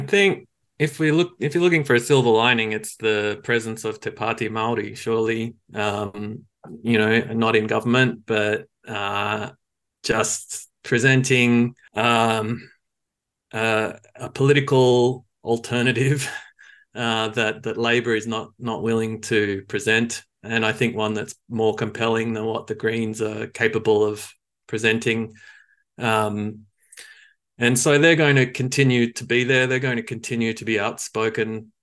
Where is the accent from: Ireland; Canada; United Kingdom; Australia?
Australia; now in New Zealand; I grew up in in Australia